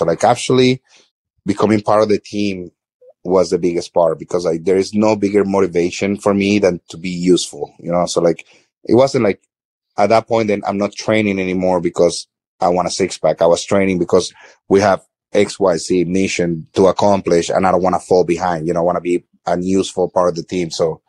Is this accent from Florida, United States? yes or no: yes; Florida, United States; As I said, like I grew up in South Florida, like I've always been in the city.